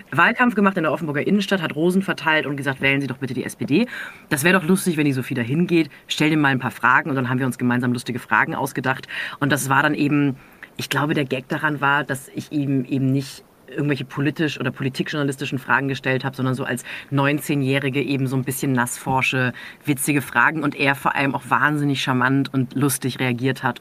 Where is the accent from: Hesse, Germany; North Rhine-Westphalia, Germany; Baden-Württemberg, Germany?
Baden-Württemberg, Germany; near Freiburg; born or raised there